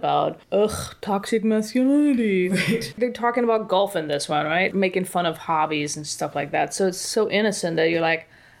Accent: Paris, Île-de-France, France; French. I was born in Paris.

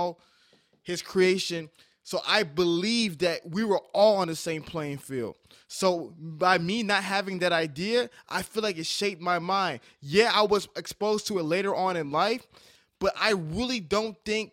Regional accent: New York City, New York, United States; I was born in Staten Island, New York. Had Dominican friends, had Polish friends, had Irish friends, had all types of friends

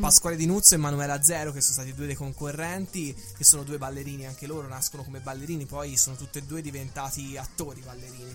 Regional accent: Pisa, Tuscany, Italy; accent: toscanaccio; also born or lived in Lucca; Io sono nato a Lucca, ho sempre vissuto a Pisa, dove ho anche studiato

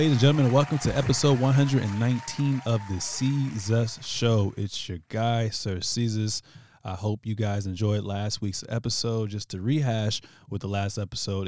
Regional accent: Virginia, United States; I'm from Virginia

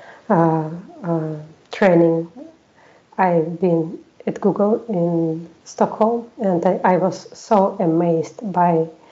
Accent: Russia; English is a second language; moved away as an adult; now in Sweden; I live in Sweden for 6 years already. I'm from Russia

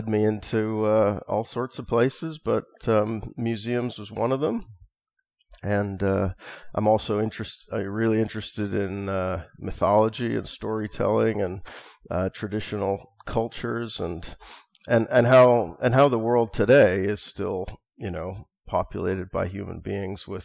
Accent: United States; also born or lived in California / Seattle, Washington; born and growing up in California and Seattle

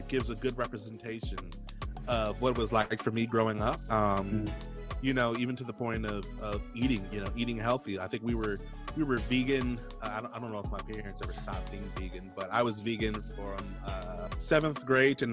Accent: Milwaukee, Wisconsin, United States; moved away as an adult; also born or lived in Washington, D.C.; now in Raleigh, United States; I grew up actually in the Midwest. I'm a Midwestern boy from the streets of Milwaukee, Wisconsin. Grew up there with my immediate family

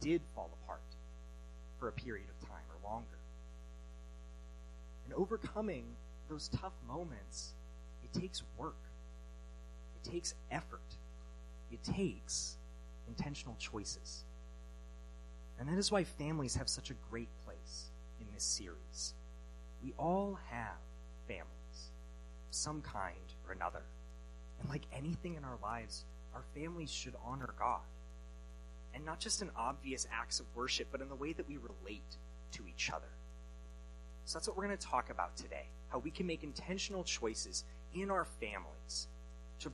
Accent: Alaska, United States; moved away as an adult; now in Washington, United States; I'm from Alaska originally, but I came to college here in Washington, and since then my parents and I have not lived in the same state

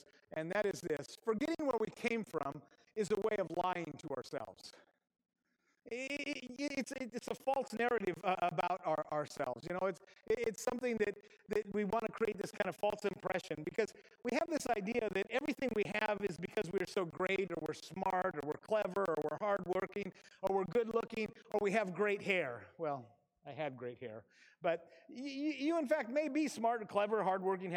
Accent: Aberdeen, Washington, United States; moved away as an adult; I grew up in Grace Harbor in Aberdeen, Washington

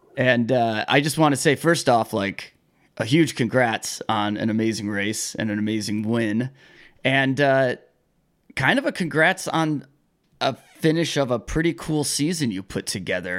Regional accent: Michigan, United States; I'm from Michigan

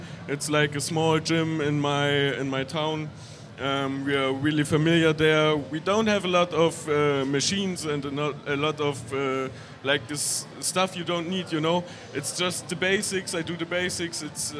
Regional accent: Dresden, Saxony, Germany; I'm from Germany, from Saxony, Dresden.

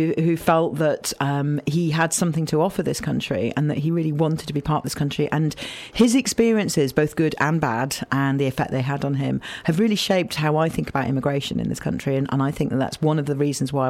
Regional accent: Yorkshire and the Humber, United Kingdom; now in Bristol, United Kingdom; we moved eventually to Yorkshire when I was about six, and I did most of my growing up in Yorkshire

